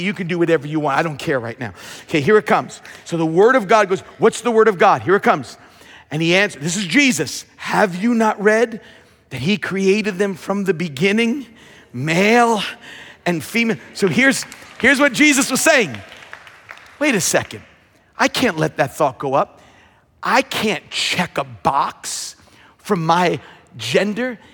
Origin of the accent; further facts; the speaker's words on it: Long Island, New York, United States; I grew up on Long Island